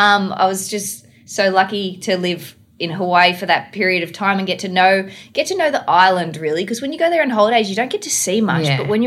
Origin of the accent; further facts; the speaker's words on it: Australia; accent: Aussie; I'm full Aussie